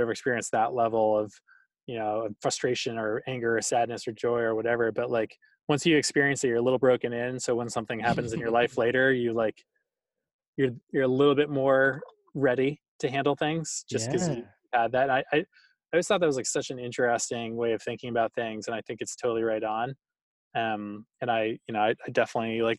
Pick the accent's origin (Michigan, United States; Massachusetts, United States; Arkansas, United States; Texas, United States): Massachusetts, United States; Boston; I grew up in Boston.